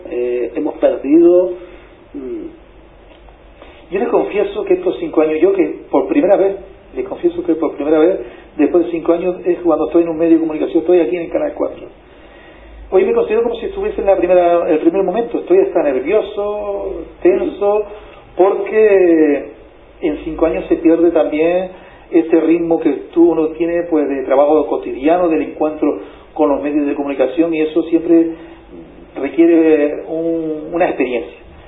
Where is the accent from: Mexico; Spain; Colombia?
Spain; Canary Islands; en Canarias tenemos una, gran disyuntiva